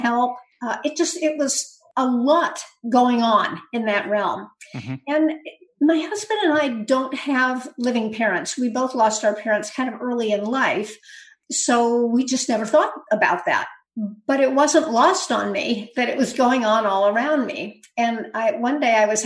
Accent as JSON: {"language": "English", "town": "Berkeley", "region": "California", "country": "United States", "tie": "born or raised there", "also_born_or_lived": "Santa Rosa, California", "said": "I grew up in California in the Bay Area. Actually, I grew up in Berkeley"}